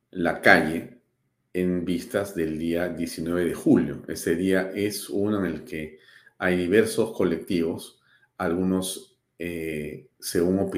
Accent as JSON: {"language": "Spanish", "country": "Peru", "said": "yo he tenido la suerte, como muchos peruanos, de estar varias veces en Puno"}